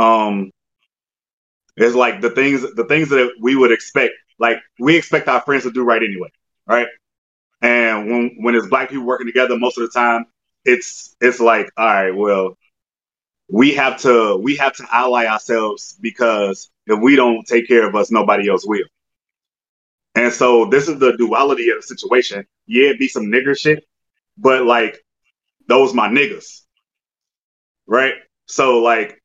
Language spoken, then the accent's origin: English; United States; I'm an American. If anything, I'm Native American. I was born here. I was raised here. I've always been from here.